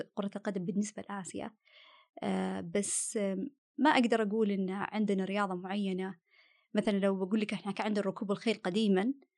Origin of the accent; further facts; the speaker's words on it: Saudi Arabia; also born or lived in Australia; انا سعوديه بس انسايدر اوتسايدر